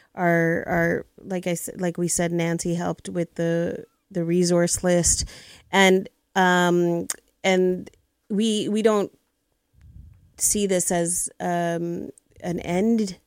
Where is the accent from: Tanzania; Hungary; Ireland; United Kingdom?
Tanzania; now in Canada; I was born in East Africa, came to Canada 43 years ago